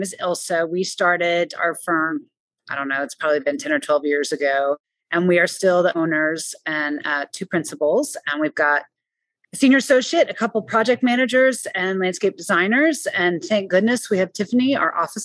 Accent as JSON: {"language": "English", "town": "Austin", "region": "Texas", "country": "United States", "tie": "born or raised there", "said": "I grew up in Austin, but also my parents ran a bed and breakfast in the Hill Country for many years"}